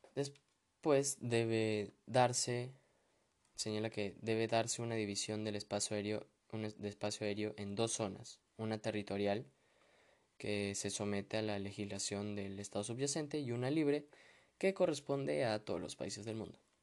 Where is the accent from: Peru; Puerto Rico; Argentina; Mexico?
Peru